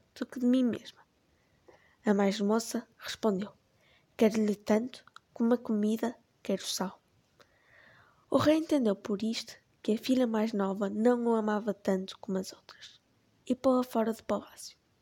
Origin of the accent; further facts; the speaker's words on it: Portugal; tenho 13 anos e sou portuguesa